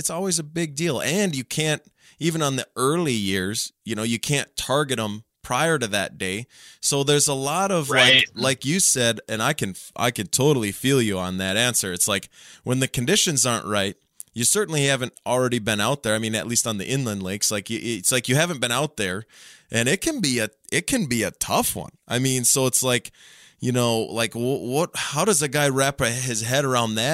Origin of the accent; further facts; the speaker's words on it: Minnesota, United States; now in North Dakota, United States; I grew up in Minnesota. I've lived in North Dakota now for, more than 10 years